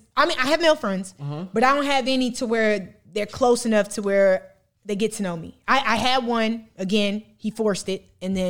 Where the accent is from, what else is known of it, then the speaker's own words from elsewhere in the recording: Illinois, United States; now in Atlanta, United States; Illinois. I'm from Midwest.